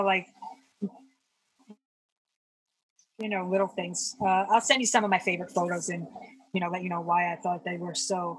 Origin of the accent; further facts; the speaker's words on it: New York, United States; I loved being a New York. I love being a New Yorker. I still love being a New Yorker.